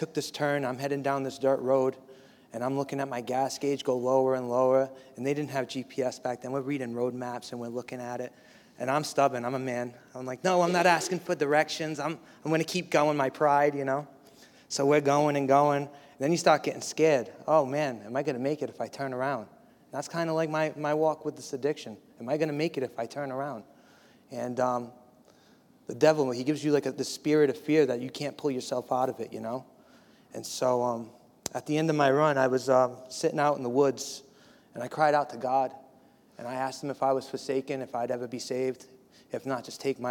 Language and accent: English; Bristol, Rhode Island, United States; moved away as an adult; also born or lived in Providence, Rhode Island / Miami; I am from Providence, Rhode Island. I grew up in a town called Bristol